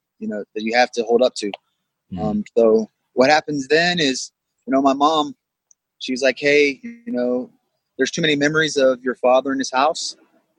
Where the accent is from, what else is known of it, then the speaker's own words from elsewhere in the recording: Tampa, Florida, United States; moved away as an adult; now in Fayetteville, United States; I'm originally from Tampa, Florida